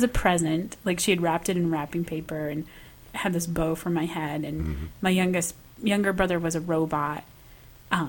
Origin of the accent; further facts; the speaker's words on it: Michigan, United States; I grew up in Michigan